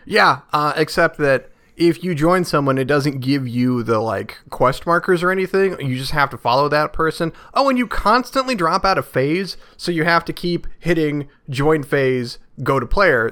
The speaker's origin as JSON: {"language": "English", "country": "United States", "said": "as an American"}